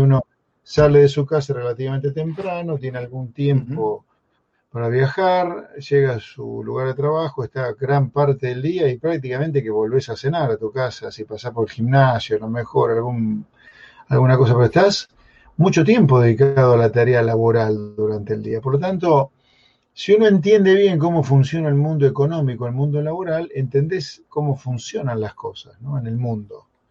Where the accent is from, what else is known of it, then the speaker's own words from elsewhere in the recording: Pergamino, Buenos Aires Province, Argentina; moved away as an adult; now in San Isidro, Argentina; el Pergamino que yo viví desde que nací hasta que me fui a hacer la colimba, 17 años, ponerle casi 18